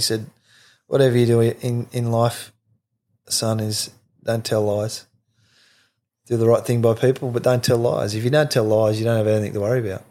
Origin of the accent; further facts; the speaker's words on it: Forster, New South Wales, Australia; growing up in Foster